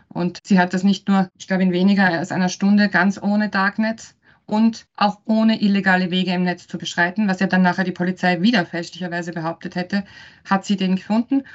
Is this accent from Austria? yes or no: yes; Styria, Austria; now in Vienna, Austria; Ich bin ursprünglich Steirerin und lebe in Wien